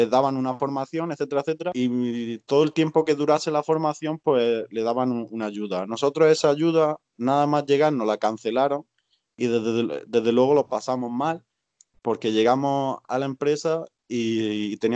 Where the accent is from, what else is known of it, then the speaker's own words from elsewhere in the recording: Spain; moved away; A mí me da pena la situación en España, por supuesto, porque soy de allí, soy español, pero estoy tan a gusto con mi situación aquí